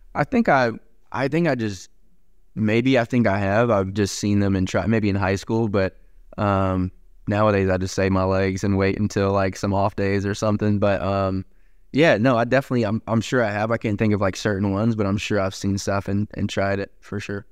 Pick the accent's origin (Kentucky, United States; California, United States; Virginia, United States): Virginia, United States; Gate City; moved away; I'm from Gates City, Virginia